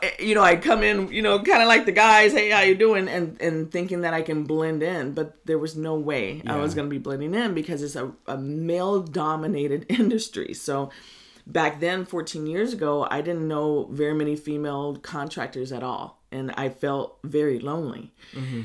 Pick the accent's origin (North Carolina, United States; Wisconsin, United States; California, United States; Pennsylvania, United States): California, United States; Middletown; also born or lived in Berkeley, California; I grew up in Middletown and Hidden Valley, and my parents moved uh, me and my brother up there when we were I was five years old. We lived in Berkeley